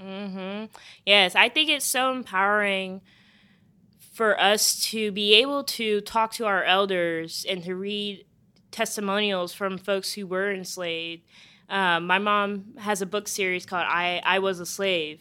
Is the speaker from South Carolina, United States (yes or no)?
yes; Charleston, South Carolina, United States; my hometown of Charleston, South Carolina